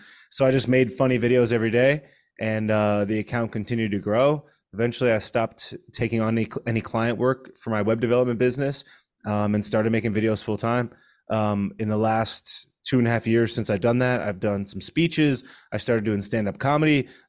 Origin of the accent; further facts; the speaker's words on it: Connecticut, United States; I'm originally from Connecticut. I live in South Florida